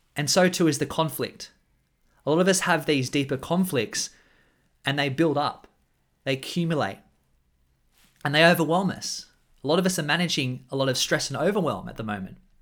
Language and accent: English; Australia; I'm an Australian man